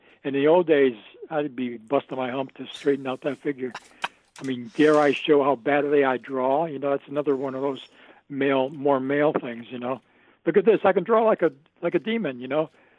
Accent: Binghamton, New York, United States; I'd assumed I was a guy from a small town upstate, and that kept me real, you know?

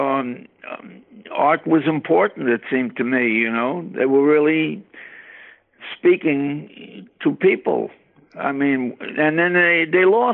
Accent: New York City, New York, United States; also born or lived in Manhattan, New York; now in Brooklyn, United States; I was born in Coney Island

